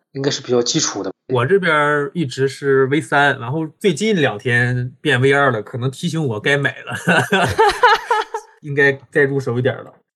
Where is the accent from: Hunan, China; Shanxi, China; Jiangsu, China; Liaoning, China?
Liaoning, China; Dalian; 我是大连人，现在生活在大连